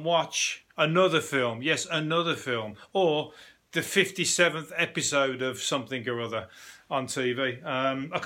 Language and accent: English; Birmingham, West Midlands, United Kingdom; I'm from Birmingham